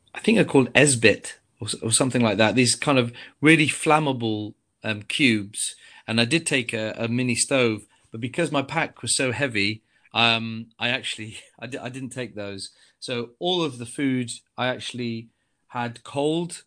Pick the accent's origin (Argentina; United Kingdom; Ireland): United Kingdom; Coventry, West Midlands; I come from Coventry